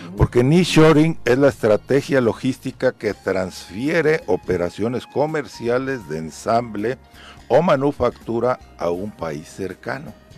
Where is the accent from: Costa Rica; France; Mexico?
Mexico; Cuautla, Morelos; por allá, por mi tierra